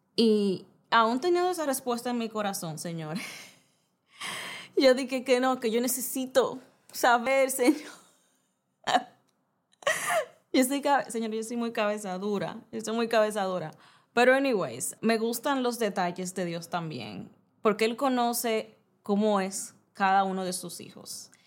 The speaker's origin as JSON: {"language": "Spanish", "town": "Santo Domingo", "region": "Distrito Nacional", "country": "Dominican Republic", "tie": "born or raised there", "also_born_or_lived": "Bávaro, Punta Cana", "moved": "as an adult", "said": "soy dominicana soy, eh, viví, crecí toda mi vida en la capital, Santo Domingo"}